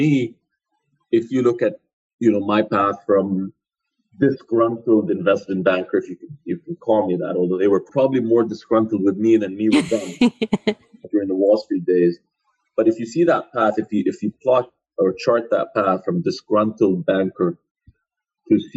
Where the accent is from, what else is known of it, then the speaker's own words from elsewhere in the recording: Jordan; moved away; also born or lived in Canada; I'm originally from Jordan